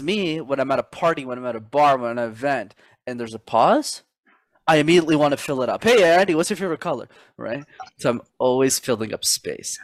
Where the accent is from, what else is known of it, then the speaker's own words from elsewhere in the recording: Montreal, Quebec, Canada; That's where I'm born and raised in Canada